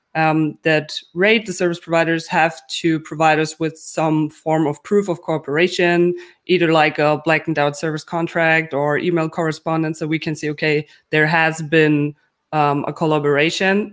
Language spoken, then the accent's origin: English; Germany